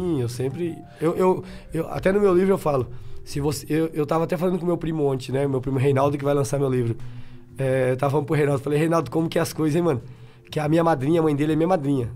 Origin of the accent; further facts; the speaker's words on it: Bahia, Brazil; Eu sou o baiano. É. Não quero ser nada mais do que baiano.